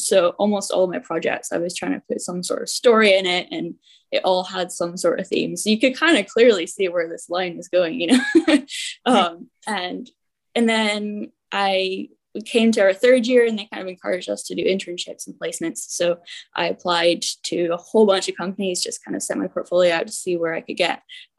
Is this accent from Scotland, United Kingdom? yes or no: yes; Aberdeen, Scotland, United Kingdom; now in Orlando, United States; I'm 23 years old. I'm from Scotland. I grew up in Aberdeen.